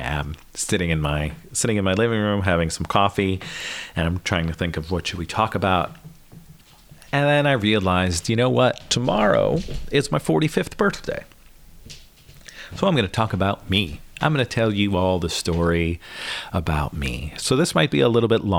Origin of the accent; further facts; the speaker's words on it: Northeast Pennsylvania, United States; I grew up in Northeast PA